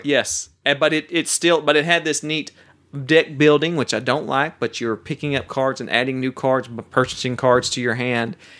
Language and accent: English; Oklahoma, United States; now in Texas, United States; I'm from Oklahoma